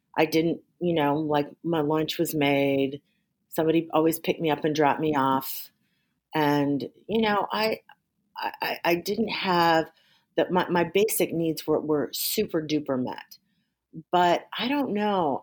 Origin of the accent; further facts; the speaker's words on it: Waukegan, Illinois, United States; also born or lived in Georgia / Hawaii / Washington, D.C.; I grew up in Waukegan, Illinois